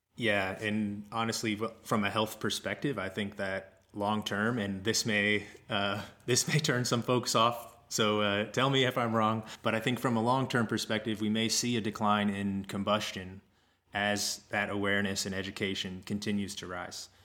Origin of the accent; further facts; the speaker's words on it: Kansas, United States; moved away as an adult; also born or lived in Colorado; I moved away from Kansas. I grew up there mm-hmm. outside of Kansas City